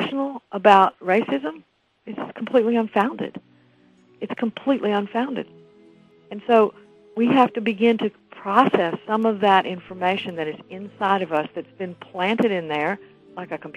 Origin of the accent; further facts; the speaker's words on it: the South, United States; I grew up in the South